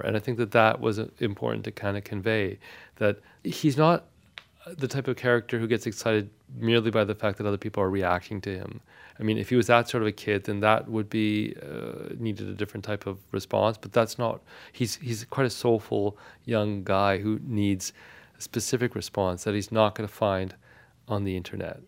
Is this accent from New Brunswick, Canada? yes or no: no; Victoria, British Columbia, Canada; first language Armenian; English is a second language; my parents' decision to move to Victoria, British Columbia, which is a small city on the west coast of Canada, and there was no Armenian community there